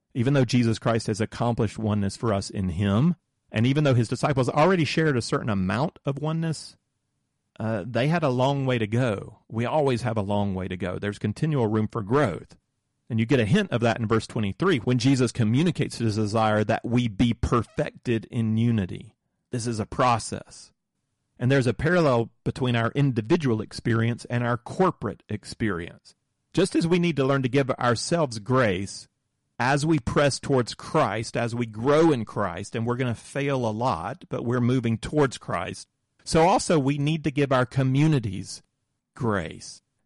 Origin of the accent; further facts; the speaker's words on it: southern United States, United States; I grew up in the Moravian Church in the southern United States